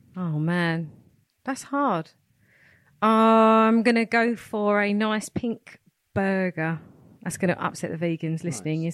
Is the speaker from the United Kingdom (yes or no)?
yes; London, United Kingdom; now in Hertfordshire, United Kingdom; I'm originally from Hackney, Clapton Massive